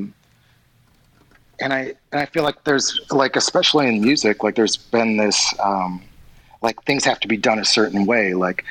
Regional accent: Kentucky, United States; moved away as an adult; also born or lived in California; now in Los Angeles, United States; I was raised in Kentucky and stuff, and, like, I've been living for the past 5 years in California

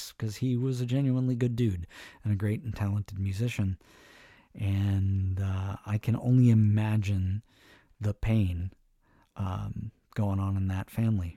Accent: East Bay, California, United States; I'm from the East Bay

